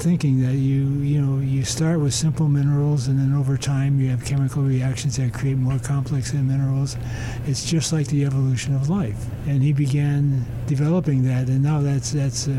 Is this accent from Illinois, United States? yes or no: yes; Chicago, Illinois, United States; moved away; I grew up in Chicago